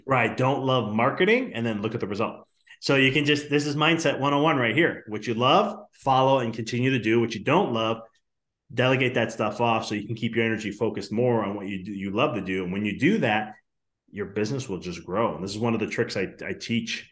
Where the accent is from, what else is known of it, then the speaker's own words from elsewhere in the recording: Chicago, Illinois, United States; I'm from Chicago too